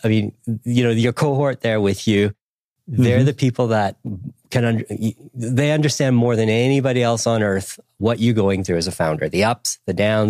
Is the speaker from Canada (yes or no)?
yes; Canada; also born or lived in Nelson, New Zealand; Yeah, Canada. I grew up in Canada, but I lived in different parts of the country, everywhere from Quebec City, where I learned French, to went to university in Ottawa.